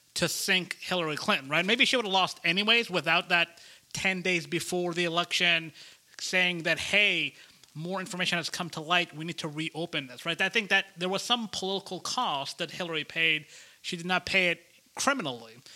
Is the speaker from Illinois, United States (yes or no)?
no; Georgia, United States; my home state here of Georgia